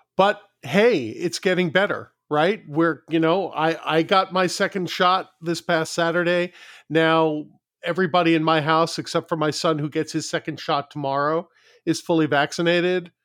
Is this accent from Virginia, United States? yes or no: no; New York City, New York, United States; moved away; I grew up in New York City